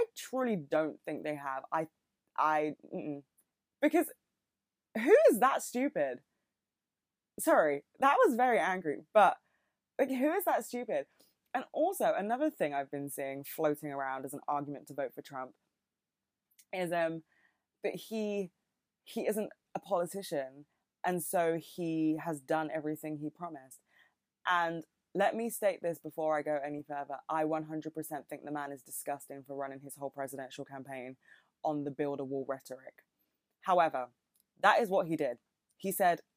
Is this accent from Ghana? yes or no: no; United Kingdom; accent: British; I'm not American, in case you couldn't fucking tell. I have a very British accent